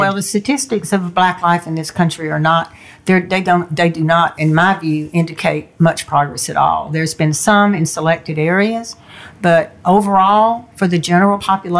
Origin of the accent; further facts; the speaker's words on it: the South, United States; When I was growing up in the South, I remember and I wasn't even close to any African Americans, but I could sense impending violence, anything could erupt at any minute.